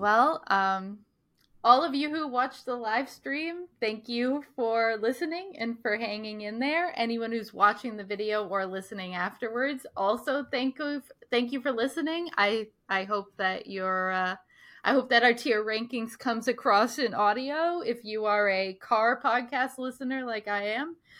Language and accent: English; Scituate, Rhode Island, United States; growing up in Situate